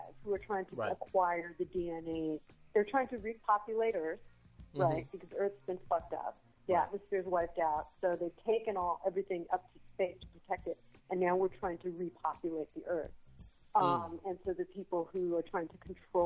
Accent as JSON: {"language": "English", "town": "Los Angeles", "region": "California", "country": "United States", "tie": "born or raised there", "said": "I grew up in Los Angeles. I grew up on the east side of Los Angeles"}